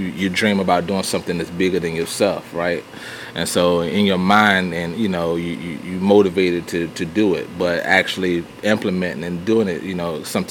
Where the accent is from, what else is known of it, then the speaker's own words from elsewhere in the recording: Virginia, United States; moved away as an adult; now in Harrisburg, United States; Originally, I'm from Virginia. Been in Virginia all my life. Moved to North Carolina in 2003, 2 days after our wedding